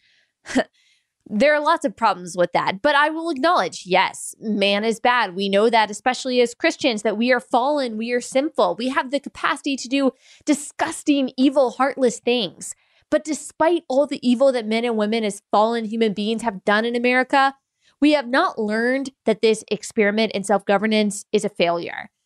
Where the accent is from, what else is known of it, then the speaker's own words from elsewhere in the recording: United States; as an American